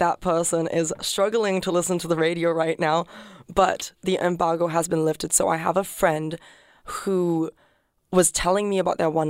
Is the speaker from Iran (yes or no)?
no; Singapore; I am from Singapore.